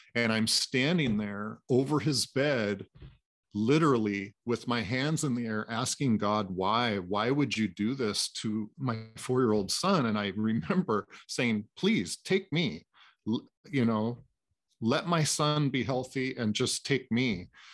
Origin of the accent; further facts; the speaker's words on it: Anacortes, Washington, United States; born and raised in Anacortes, Washington, uh, which is about an hour and a half north of Seattle